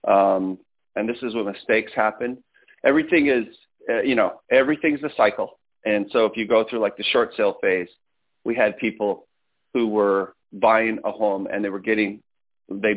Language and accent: English; Las Vegas, Nevada, United States; we grew up here in Las Vegas, Nevada